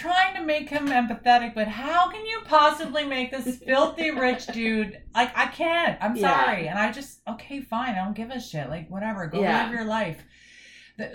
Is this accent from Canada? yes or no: yes; Canada; we're Canadian